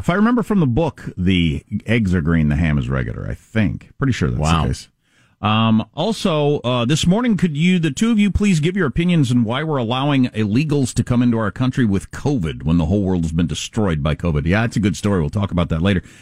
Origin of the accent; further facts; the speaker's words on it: South Dakota, United States; born there; As a South Dakotan born there, um, I'll have to pay more attention to her.